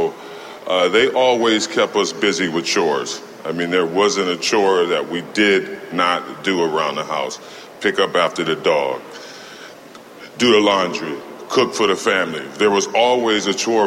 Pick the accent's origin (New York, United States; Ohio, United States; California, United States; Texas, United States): New York, United States; Buffalo; When I was growing up in Buffalo